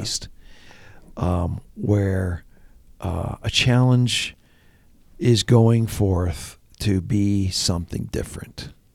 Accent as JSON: {"language": "English", "region": "Ontario", "country": "Canada", "tie": "born or raised there", "moved": "yes", "said": "I grew up in Ontario."}